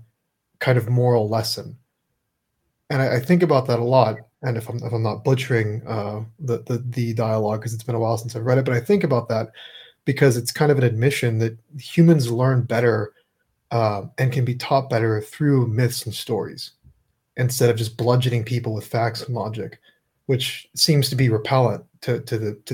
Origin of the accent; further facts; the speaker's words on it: California, United States; growing up in California